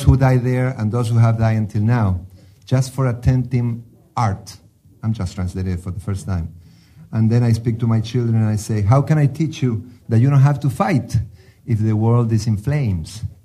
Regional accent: Argentina; moved away; I was born in Argentina

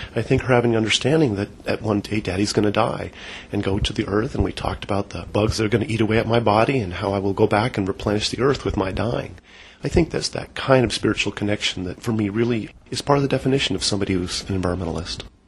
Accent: Berkeley, California, United States; now in Eau Claire, United States; Born and raised in Berkeley, California

